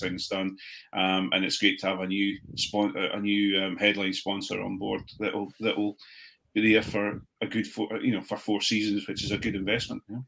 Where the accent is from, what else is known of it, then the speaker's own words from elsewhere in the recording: Edinburgh, Scotland, United Kingdom; I was born in Edinburgh.